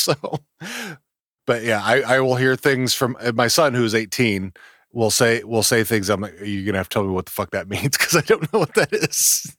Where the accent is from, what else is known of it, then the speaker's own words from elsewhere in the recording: Texas, United States; I'm from Texas.